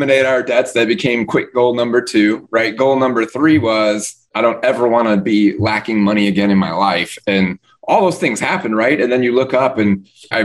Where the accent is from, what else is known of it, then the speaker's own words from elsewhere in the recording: Midwest, United States; now in Florida, United States; Living in Florida, I grew up in the Midwest